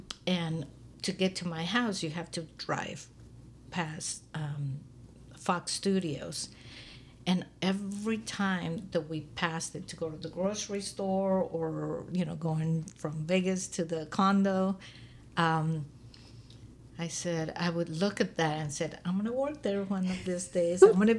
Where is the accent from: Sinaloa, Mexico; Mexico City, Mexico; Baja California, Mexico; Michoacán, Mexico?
Mexico City, Mexico; moved away; I came from Mexico and Mexico City. And this is my first time moving away from... This is my home now, you know, so...